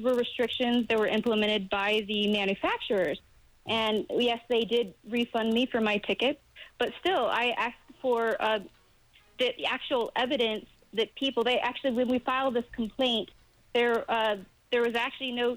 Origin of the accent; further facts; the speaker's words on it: Los Angeles, California, United States; I grew up on parks in Los Angeles, Disneyland, Universal Studios, Hollywood